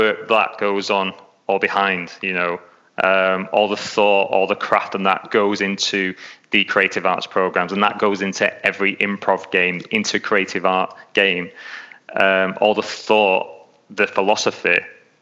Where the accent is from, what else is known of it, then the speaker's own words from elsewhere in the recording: England, United Kingdom; accent: English; moved away as an adult; now in Melbourne, Australia; I was going out there from England, because as you can tell, I'm English, I'm not Australian, so I've got an English accent